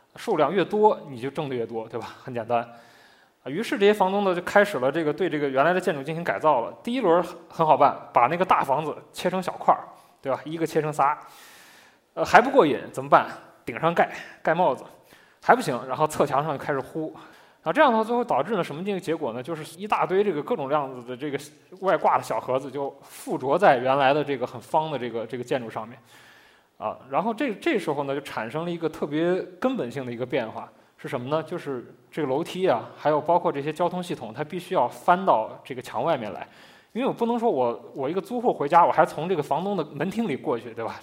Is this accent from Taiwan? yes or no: no; Shaanxi, China; moved away as an adult; now in Beijing, China; 因为我，我是一个陕西人嘛， 就我， 我自己并没有住在窑洞里